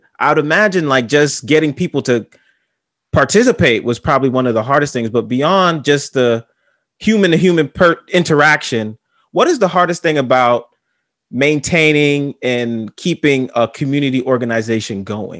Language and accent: English; New York City, New York, United States; I went to another state and someone asked me where I was from. And I said the Bronx